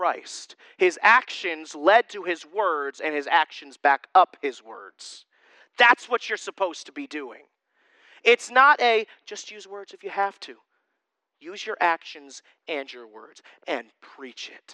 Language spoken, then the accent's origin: English; Susquehanna County area, Pennsylvania, United States; born or raised there